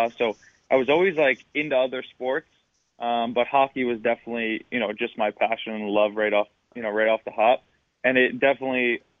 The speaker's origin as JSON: {"language": "English", "town": "Long Island", "region": "New York", "country": "United States", "tie": "born or raised there", "said": "Well, my biggest thing in Long Island, ice hockey was a little expensive for my family when I was really, really young."}